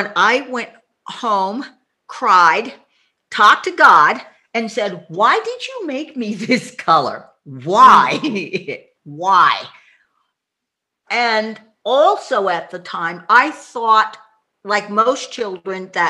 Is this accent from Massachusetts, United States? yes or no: yes; suburb of Boston, Massachusetts, United States; now in Tacoma, United States; Was raised in a conservative white suburb of Boston